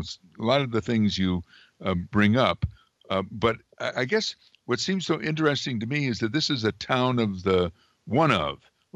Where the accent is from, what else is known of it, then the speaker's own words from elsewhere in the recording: Amsterdam, New York, United States; I grew up in a city at the time had Amsterdam, New York, had over 30,000 people when I was a kid, and the population's now shrunk to 17,000.